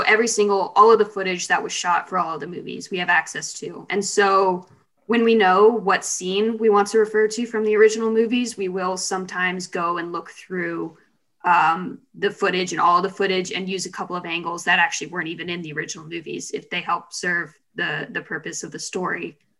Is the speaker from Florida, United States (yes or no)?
yes; Cocoa Beach, Florida, United States; Cocoa Beach, kind of near Orlando.